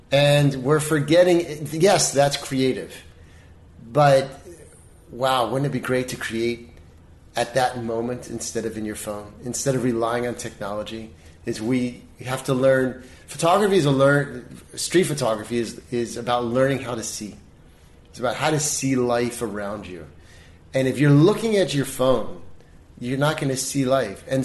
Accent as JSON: {"language": "English", "town": "Baltimore", "region": "Maryland", "country": "United States", "lives_now": "Los Angeles, United States", "said": "I mean, when I moved here from Baltimore, I come from the land of you know, wallpaper and yeah."}